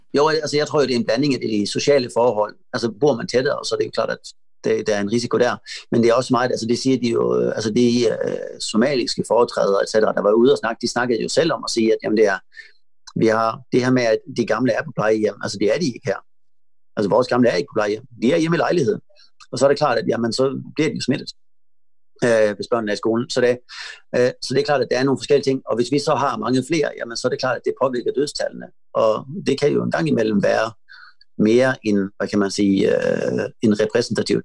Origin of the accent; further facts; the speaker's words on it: Malmö, Skåne, Sweden; Jeg kommer fra Malmø, hvor der er mange indbyggere